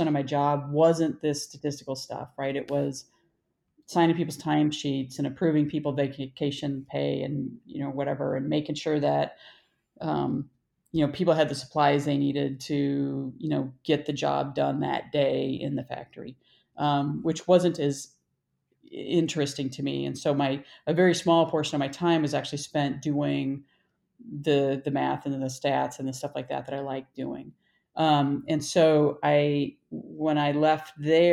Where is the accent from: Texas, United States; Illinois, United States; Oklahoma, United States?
Illinois, United States; moved away as an adult; also born or lived in Michigan / Iowa / Madison, Wisconsin / Denver; I was born in Michigan. My family moved to Illinois when I was 3. I grew up in Illinois